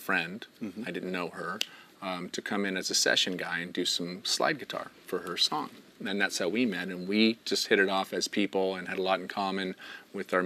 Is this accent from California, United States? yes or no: yes; Alameda, California, United States; I'm from Alameda originally